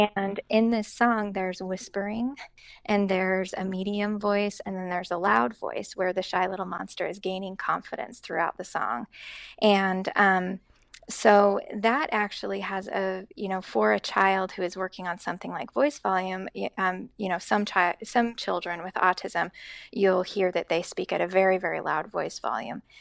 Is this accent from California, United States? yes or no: no; Boise, Idaho, United States; moved away as an adult; also born or lived in Seattle / Boston; now in West Lafayette, United States; born and raised in Boise, Idaho